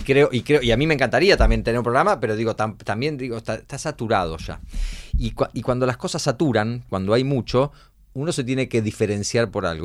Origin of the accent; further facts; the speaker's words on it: Argentina; Nosotros somos Argentina